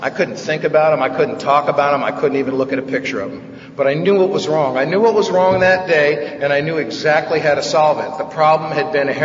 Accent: New York City, New York, United States; now in Van Nuys, United States; I grew up in this nutty house in New York when I was a kid. I'm from the Bronx

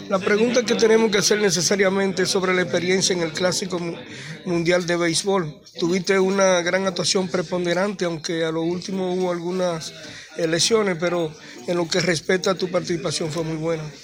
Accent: Dominican Republic; nosotros dominicanos

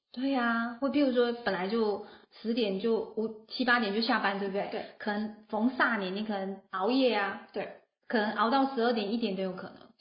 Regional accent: Taiwan; 我们台湾人

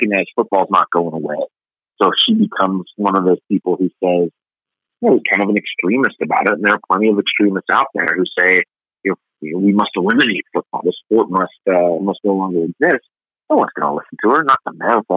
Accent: Pittsburgh, Pennsylvania, United States; now in Minnesota, United States; I grew up in Pittsburgh, Pennsylvania, as a Cleveland Browns diehard fan

